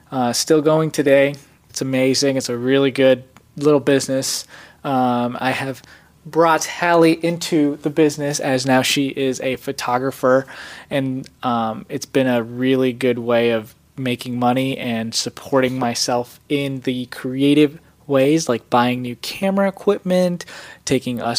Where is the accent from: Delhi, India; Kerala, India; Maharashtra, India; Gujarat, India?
Gujarat, India; first language Gujarati; English is a second language; I'm a Patel, so we're Gujarati. Uh, so I'm from Gujarat, and that's that's where we're from. So in a small village.